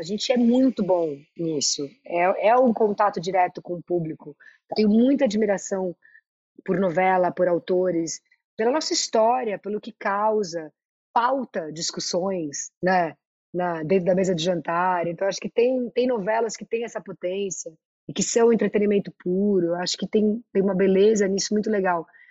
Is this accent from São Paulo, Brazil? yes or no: yes; São Paulo, Brazil; Eu sou muito da Vila Madalena, eu sou muito paulista, paulistana